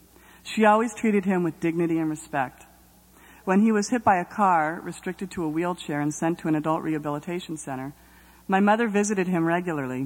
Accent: Los Angeles, California, United States; I grew up in Northridge, California, home of earthquakes and valley girls

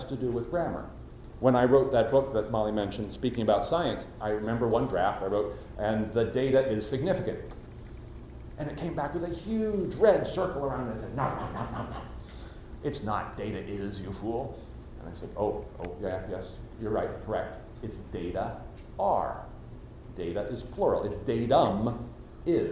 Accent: United States; accent: standard American; I have a normal, standard American accent

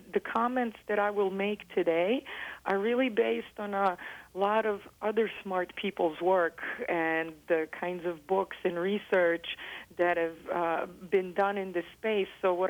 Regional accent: Belgrade, Serbia; English is a second language; also born or lived in United States; So I am originally from Belgrade, Serbia, and we grew up moving back and forth. My father was a Fulbright scholar and would come teach in the United States.

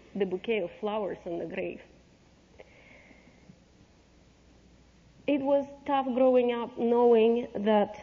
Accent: Saint Petersburg, Russia; also born or lived in Ukraine; now in United States; I grew up in St. Petersburg, Russia

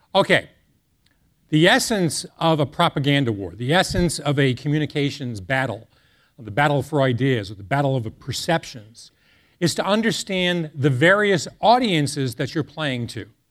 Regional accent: Boston, Massachusetts, United States; I hail from the Boston area

